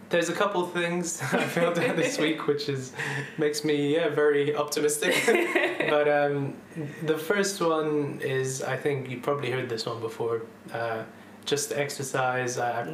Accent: Dubai, United Arab Emirates; moved away as an adult; also born or lived in London; now in United Kingdom; I was born in London, grew up actually then in Dubai when my family moved out there. I spent 11 years there. And after that, I moved back to UK for uni.

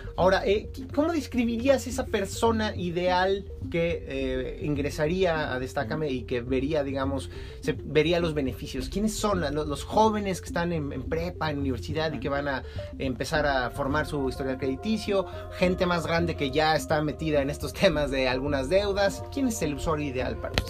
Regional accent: Mexico; acá en México

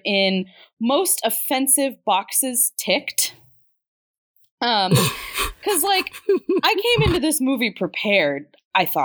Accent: Midwest, United States; we grew up in the Midwest

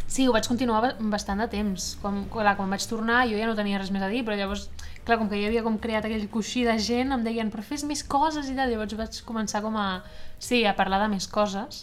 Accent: Esplugues de Llobregat, Catalonia, Spain; now in Barcelona, Spain; soc d'Esplugues de Llobregat, que és també al costat, i, i, però sí que he fet moltíssima vida a Barcelona i de fet ara visc a Barcelona

